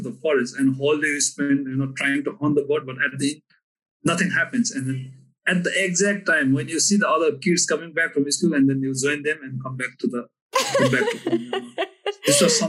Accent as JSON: {"language": "English", "town": "Bargaon", "region": "Karnali Province", "country": "Nepal", "tie": "born or raised there", "also_born_or_lived": "Kathmandu, Nepal", "moved": "yes", "said": "I grew up in Humla. Humla is one of the very remote districts in northwestern Nepal. I was born and grew up and attended local school in a village named Bargaon. And the village is not that big, you know, it's a 60 household village."}